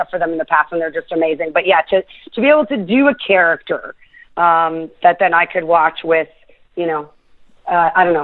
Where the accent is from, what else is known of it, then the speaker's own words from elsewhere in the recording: Youngstown, Ohio, United States; moved away; I am from Youngstown, Ohio